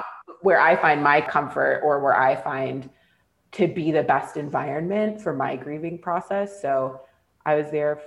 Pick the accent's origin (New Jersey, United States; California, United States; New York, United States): California, United States; moved away as an adult; also born or lived in Scotland / Canada; being back in my hometown